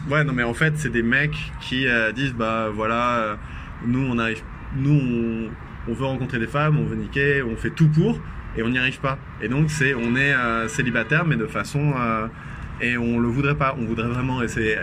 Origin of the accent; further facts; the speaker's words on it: Vendée, Pays de la Loire, France; je viens de Vendée.